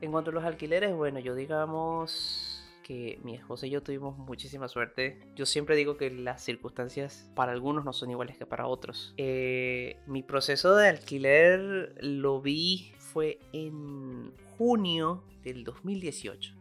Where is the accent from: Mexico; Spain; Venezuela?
Venezuela; now in Argentina; cada uno de nosotros como venezolanos